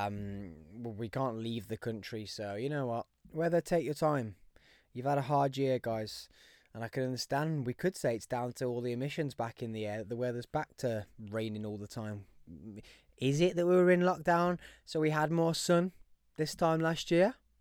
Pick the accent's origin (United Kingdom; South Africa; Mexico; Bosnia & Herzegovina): United Kingdom; Birmingham, West Midlands; If you couldn't tell by the accent, I am from Birmingham